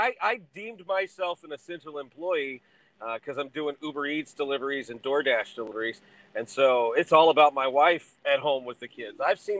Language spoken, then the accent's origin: English; Texas, United States; I grew up in Texas